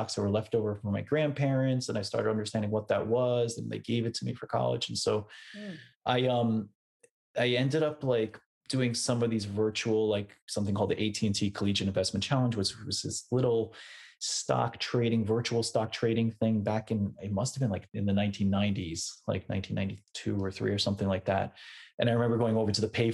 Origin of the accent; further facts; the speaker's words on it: Westchester, New York, United States; also born or lived in Brooklyn, New York; originally, I grew up in Westchester, which is about an hour north of New York City